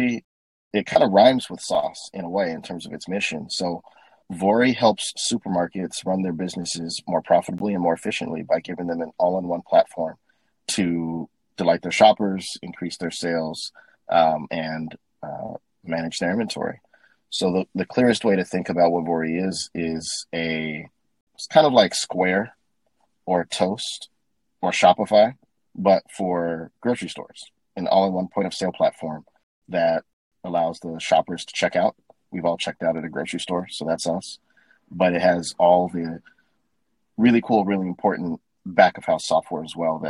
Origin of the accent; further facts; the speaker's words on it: Minneapolis, Minnesota, United States; moved away as an adult; originally from Minneapolis, Minnesota, born and raised in the Midwest